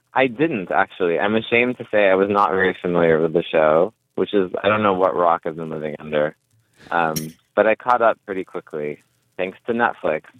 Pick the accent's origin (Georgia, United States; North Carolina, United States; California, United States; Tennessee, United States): California, United States; I'm from California and I'm like a millennial.